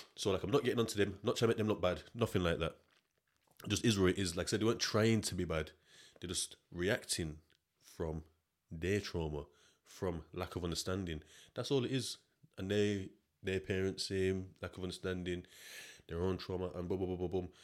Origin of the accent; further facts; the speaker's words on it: Yorkshire and the Humber, United Kingdom; I'm from South